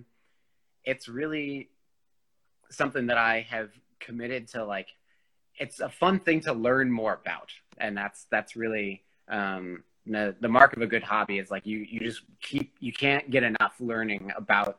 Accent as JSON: {"language": "English", "town": "St. Louis", "region": "Missouri", "country": "United States", "tie": "born or raised there", "said": "when we were growing up in St. Louis"}